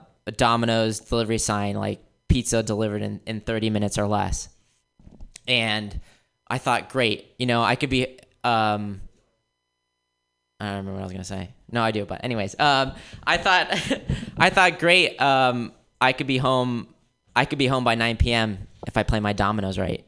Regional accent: Florida, United States; moved away; also born or lived in Wisconsin; I grew up in Florida, and after Florida, I moved out to Wisconsin

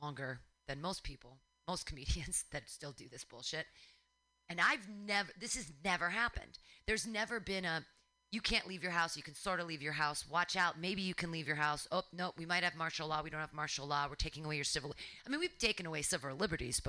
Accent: United States; I'm an American

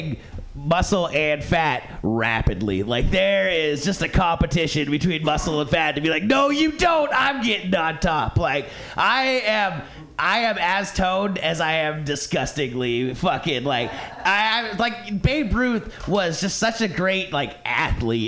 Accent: Ventura, California, United States; my hometown of Ventura

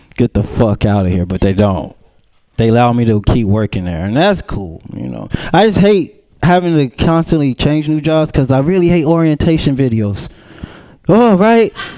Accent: Pomona, California, United States; I'm from Pomona

